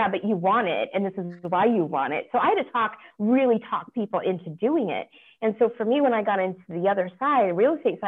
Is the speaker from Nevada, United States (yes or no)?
yes; Las Vegas, Nevada, United States; I'm from Las Vegas. I'm actually a native